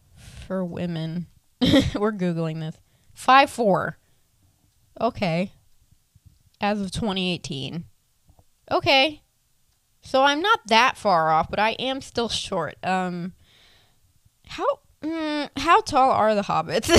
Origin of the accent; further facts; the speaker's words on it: Tampa, Florida, United States; also born or lived in Inverness, Florida; Born and raised in Tampa, Florida. Currently, am still stuck here